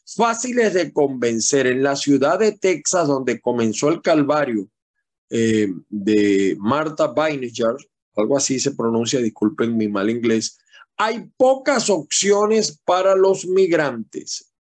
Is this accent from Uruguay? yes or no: no; Venezuela; now in United States